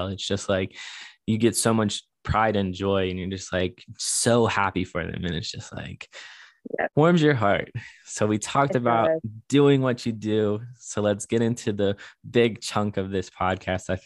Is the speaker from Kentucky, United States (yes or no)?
yes; Northern Kentucky, United States; we grew up in Northern Kentucky